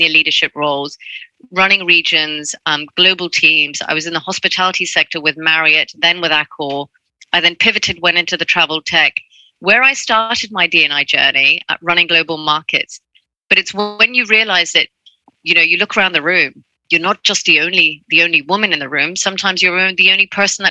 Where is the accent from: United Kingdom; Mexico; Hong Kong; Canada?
Hong Kong; I grew up in Hong Kong. That's where I'm from.